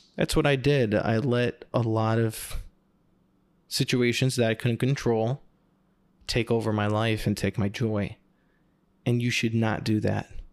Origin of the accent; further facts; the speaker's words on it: New York, United States; moved away as an adult; now in Phoenix, United States; I am from the Northeast, New York, about forty minutes north of the city